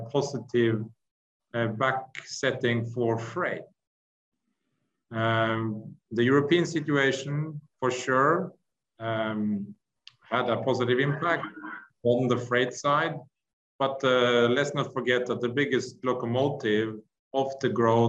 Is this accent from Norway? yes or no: yes; Norway; I'm from Norway, and we are bordering Russia up in Norway